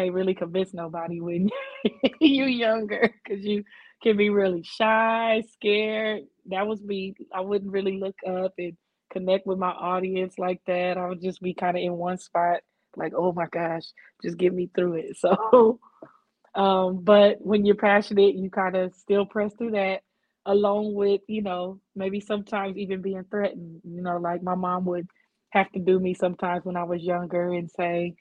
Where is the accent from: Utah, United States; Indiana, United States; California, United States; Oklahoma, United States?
California, United States; Oakland; now in Antioch, United States; My hometown is Oakland, and now I live in Antioch